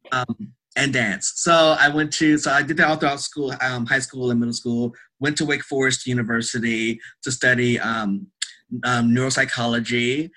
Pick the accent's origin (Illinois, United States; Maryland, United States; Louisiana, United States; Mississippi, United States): Louisiana, United States; North; I am originally from Louisiana. Ah. North Louisiana.